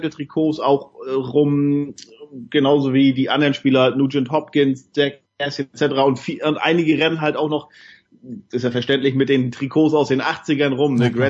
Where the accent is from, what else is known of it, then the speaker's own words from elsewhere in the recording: Northern Germany, Germany; wo ich herkomme aus Norddeutschland, da ist ja dann eher so, naja, Regen und Nebel und 8 Grad, 7 Grad auf Dauer